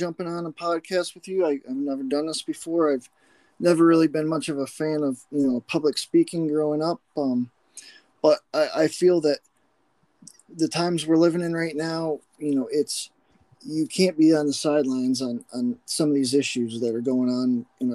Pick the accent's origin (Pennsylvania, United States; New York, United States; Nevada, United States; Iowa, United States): Pennsylvania, United States; McKean County, Northwest; I grew up here in Northwest PA, McKean County, about hour east of Erie.